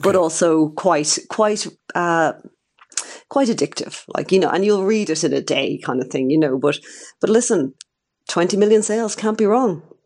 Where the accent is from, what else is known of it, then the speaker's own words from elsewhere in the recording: Ireland; as an Irish person